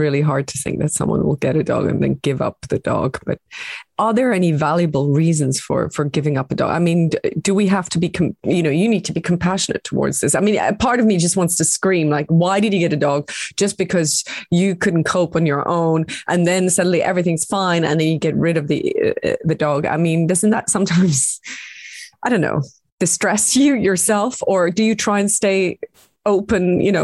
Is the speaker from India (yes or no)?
no; Switzerland; moved away; I'm from Switzerland